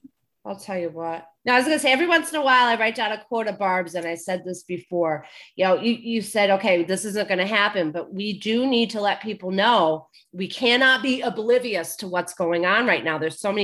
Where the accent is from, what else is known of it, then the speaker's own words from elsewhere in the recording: Georgia, United States; Politicians in my home state of Georgia, as well as in others such as Texas and Florida